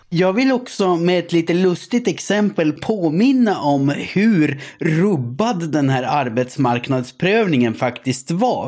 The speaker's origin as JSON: {"language": "Swedish", "town": "Gällivare", "region": "Norrbotten County", "country": "Sweden", "said": "Jag kommer ju från Gällivare, Sveriges amygdala."}